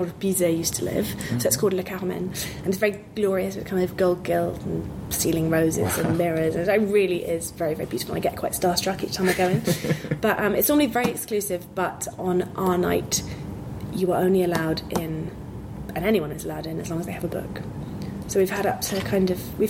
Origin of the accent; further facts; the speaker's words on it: England, United Kingdom; now in Paris, France; I'm English and I speak English